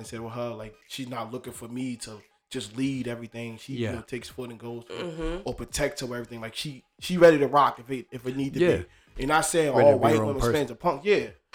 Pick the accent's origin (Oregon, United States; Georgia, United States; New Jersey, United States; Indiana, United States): New Jersey, United States; I'm from Jersey